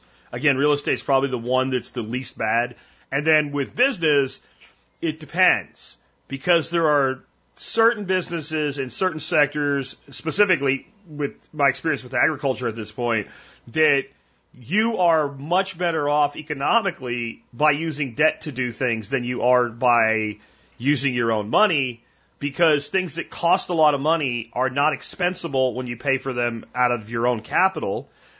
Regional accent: Pennsylvania, United States; like the house I grew up in Pennsylvania had a half basement.

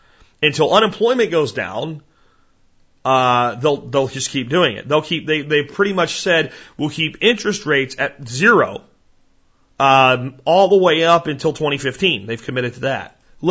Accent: Florida, United States; also born or lived in New Jersey / Pennsylvania; I was born in Jersey and grew up in Florida and Pennsylvania.

